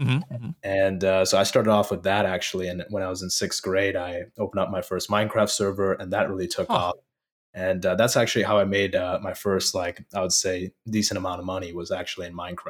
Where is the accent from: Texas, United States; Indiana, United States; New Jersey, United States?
Indiana, United States; also born or lived in Fort Collins, Colorado; I was raised in Colorado, in the Denver area, in a city called Fort Collins. And then I moved to Northwest Indiana, Chicago suburbs. And I essentially was, for the most part, raised there for my entire childhood.